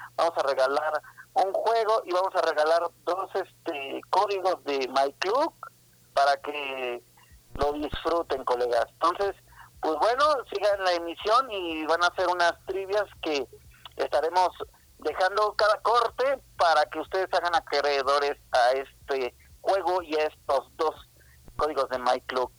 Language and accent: Spanish; Mexico City, Mexico; soy de la Ciudad de México. Toda mi vida he vivido aquí.